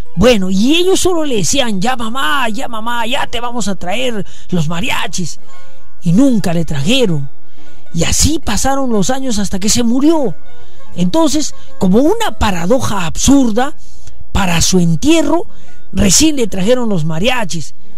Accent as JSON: {"language": "Spanish", "area": "Sachaca", "region": "Arequipa", "country": "Peru", "said": "vengo de Indesachaca"}